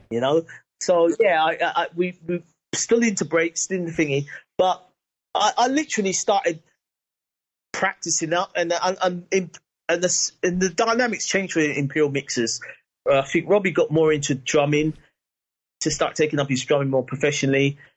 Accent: London, United Kingdom; I was from Battersea, up in Clapham Junction

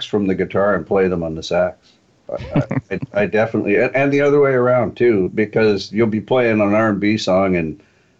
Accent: Toronto, Ontario, Canada; moved away; also born or lived in Calgary / Vancouver; I grew up in Toronto, and that was a real R&B town

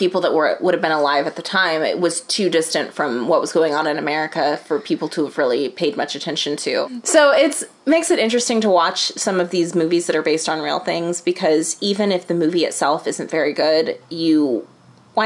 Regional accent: United States; also born or lived in Texas; as an American

